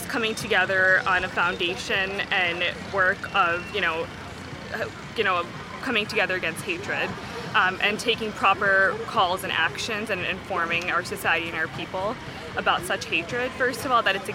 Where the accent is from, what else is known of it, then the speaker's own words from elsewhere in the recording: Amherst, New York, United States; I'm from Amherst, New York